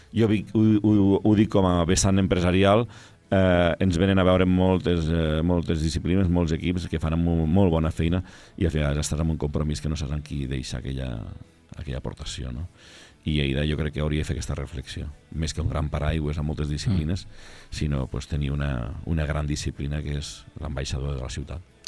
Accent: Lleida, Catalonia, Spain

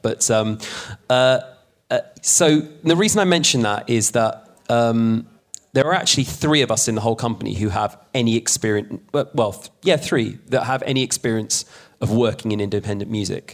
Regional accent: London, United Kingdom; moved away as an adult; also born or lived in Sheffield; I'm now back in my hometown of London

